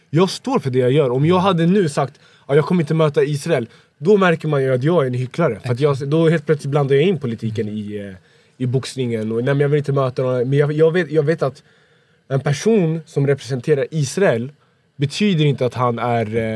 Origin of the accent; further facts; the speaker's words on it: Sweden; born there; Jag är född i Sverige.